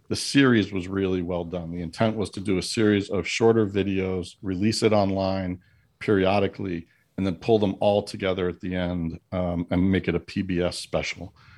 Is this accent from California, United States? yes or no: no; New York, United States; And because I'm a New Yorker, right, I'm going to go glasses half empty here.